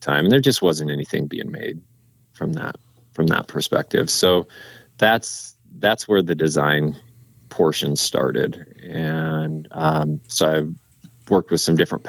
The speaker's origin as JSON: {"language": "English", "region": "Montana", "country": "United States", "tie": "born or raised there", "also_born_or_lived": "Alaska", "said": "I was born and raised here in Montana"}